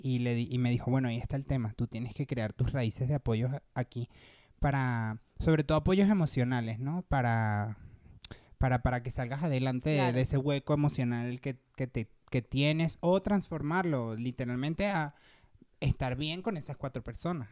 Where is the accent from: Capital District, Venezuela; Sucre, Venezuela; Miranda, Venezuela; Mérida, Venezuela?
Miranda, Venezuela; Petare; moved away as an adult; also born or lived in Caracas; now in Mexico; yo vengo de Petare, Obviamente la gente de mm. Venezuela va a saber qué, qué lugar es